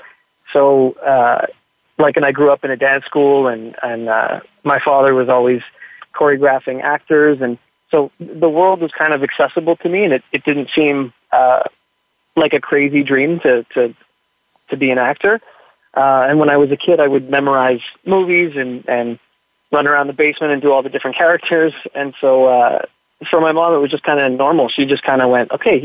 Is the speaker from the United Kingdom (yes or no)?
no; Montreal, Quebec, Canada; I grew up in Montreal, in Quebec